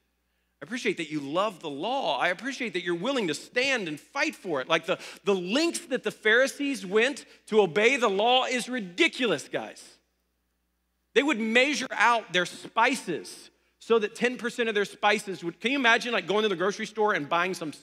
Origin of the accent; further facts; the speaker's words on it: Ohio, United States; moved away; I grew up in Ohio